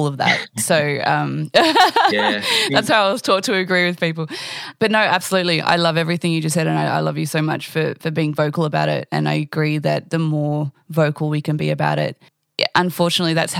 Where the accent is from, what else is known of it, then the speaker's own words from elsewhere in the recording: Australia; We want to say we're Australian